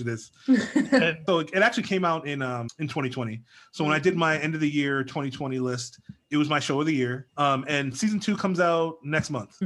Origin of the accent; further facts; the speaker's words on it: United States; I was born and raised here in the States